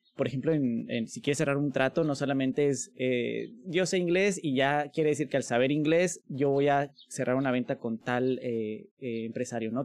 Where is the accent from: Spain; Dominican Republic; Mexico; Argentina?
Mexico; como mexicanos